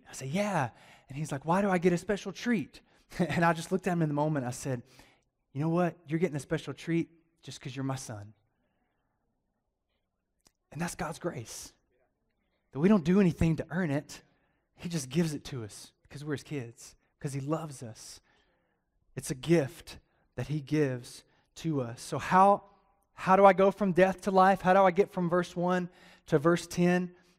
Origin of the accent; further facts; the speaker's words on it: the South, United States; I'm from the South. I'm used to people amening.